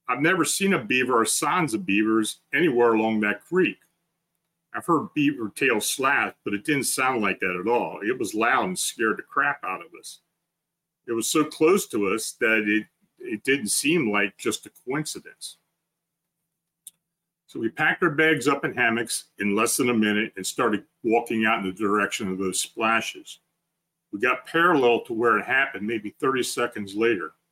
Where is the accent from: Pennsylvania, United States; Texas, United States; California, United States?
Pennsylvania, United States; Duncannon; So we were hiking near the part of the Appalachian Trail where I grew up in Duncannon, and the Appalachian Trail runs through the town.